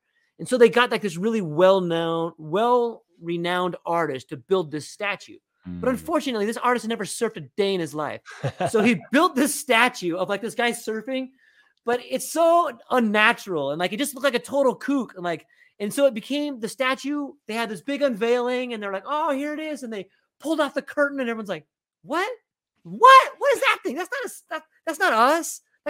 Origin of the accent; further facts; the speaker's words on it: Oceanside, California, United States; So I grew up in this town, in Northern San Diego, Oceanside, kind of Vista.